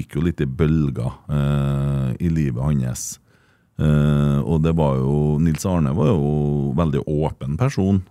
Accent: Trøndelag, Norway; Som trønder

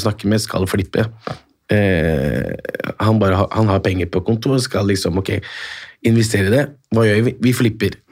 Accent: Morocco; now in Norway; Jeg er opprinnelig fra Marokko

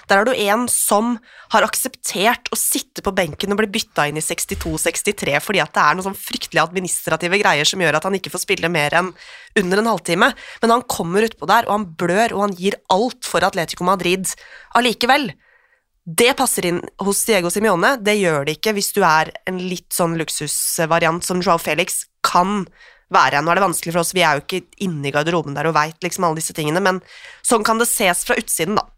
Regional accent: Oslo, Norway; Jeg er jo fra Oslo øst

